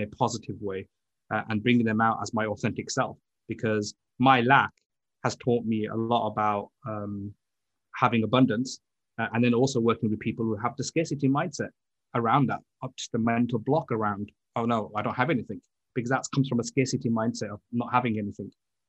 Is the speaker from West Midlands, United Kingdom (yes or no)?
yes; Birmingham, West Midlands, United Kingdom; now in London, United Kingdom; I was born and bred in Birmingham, which is a second city, which is the automotive city. But luckily, I moved to London